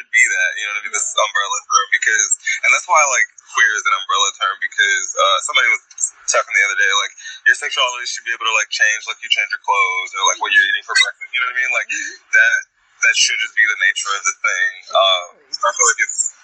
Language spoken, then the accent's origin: English; Evergreen Park, Illinois, United States; I was born in Evergreen Park and grew up, you know, south of there